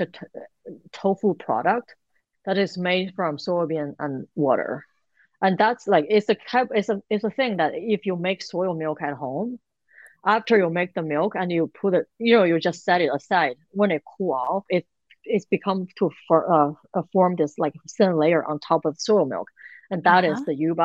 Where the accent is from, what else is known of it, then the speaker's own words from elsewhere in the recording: Beijing, China; moved away; I'm from Beijing